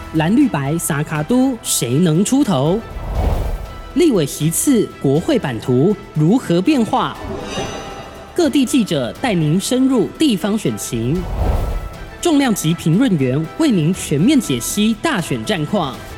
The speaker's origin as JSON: {"language": "Chinese", "country": "Taiwan", "said": "我们台湾人"}